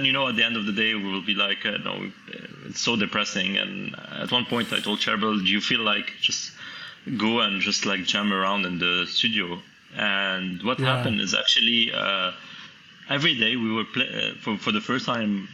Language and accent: English; Lebanon; moved away as an adult; also born or lived in Canada; I came back to Lebanon to work in sound and music